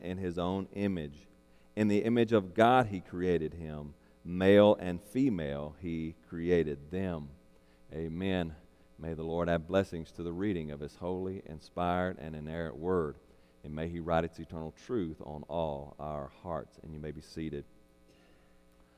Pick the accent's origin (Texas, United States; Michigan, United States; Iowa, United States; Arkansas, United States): Arkansas, United States; now in Louisiana, United States; my home state of Arkansas